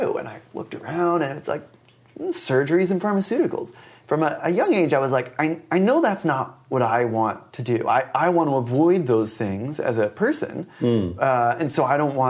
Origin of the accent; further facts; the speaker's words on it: Willow Grove, Pennsylvania, United States; I grew up outside of Philadelphia.